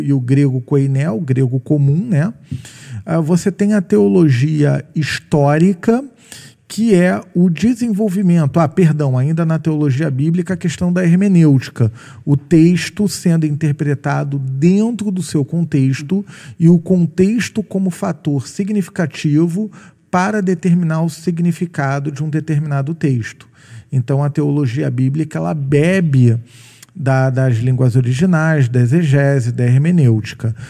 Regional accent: Rio de Janeiro, Brazil; eu sou carioca

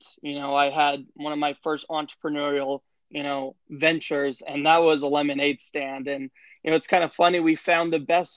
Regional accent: Salt Lake City, Utah, United States; I'm a Utah boy. Born and raised in Salt Lake City, Utah

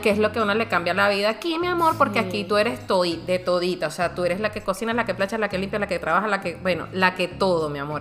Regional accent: Venezuela; now in Raleigh, United States

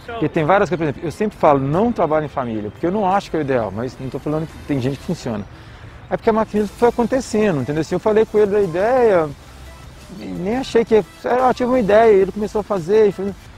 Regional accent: Timóteo, Minas Gerais, Brazil; moved away as an adult; also born or lived in Coronel Fabriciano / Ipatinga / Rio de Janeiro / São Luís; now in Belo Horizonte, Brazil; eu nasci em Coronel Fabriciano, eu morei a maior parte da minha vida em Timóteo e estudei em Patinho, ou seja, as três cidades do Vale do Aço ali

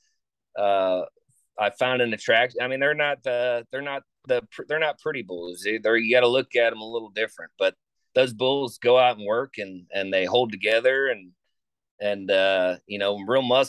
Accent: Florida, United States; I grew up in Florida

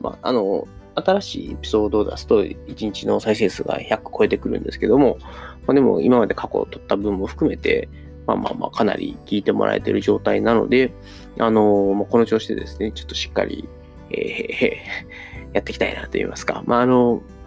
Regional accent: Taishi, Osaka, Japan; 僕の地元があの、聖徳太子のお墓があるって言われてる、あの、大阪府南河内郡太子町っていうところで

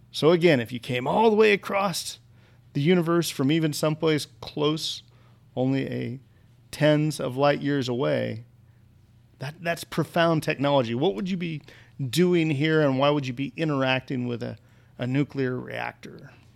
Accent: rural Kansas, United States; moved away; I grew up in rural Kansas

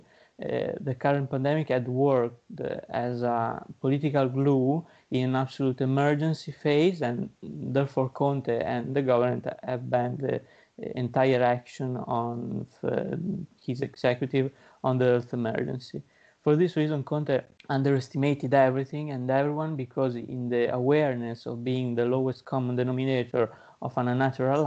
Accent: Imola, Emilia-Romagna, Italy; I'm from Imola, near Bologna, and I live there

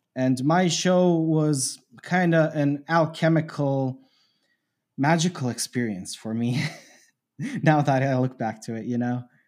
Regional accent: Canada; I grew up in Canada.

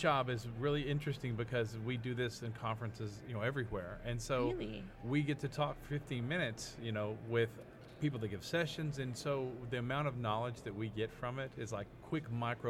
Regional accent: Arkansas, United States; we're from Arkansas, and you know our ESL is growing heavily.

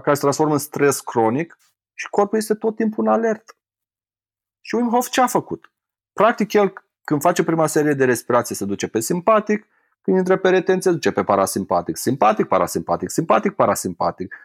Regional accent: Romania; sunt din România și să mă întorc la mine acasă

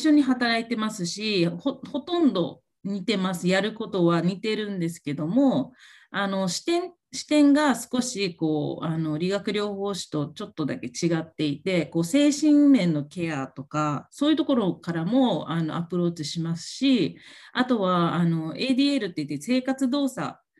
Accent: Okinawa, Japan; moved away as an adult; now in United States; 私、沖縄の出身なんですけども、えー、と、約3年前に、あの、沖縄からアメリカに初めて、あの、海外にあの移住してきました

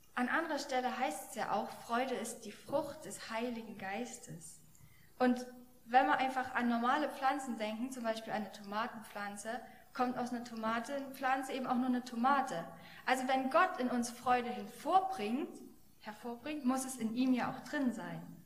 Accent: Germany; als Deutsche

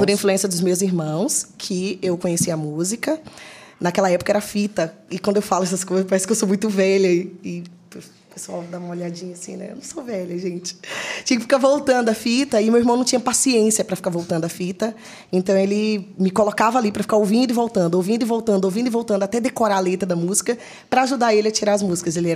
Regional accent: Salvador, Bahia, Brazil; moved away; sou de Salvador, Bahia.

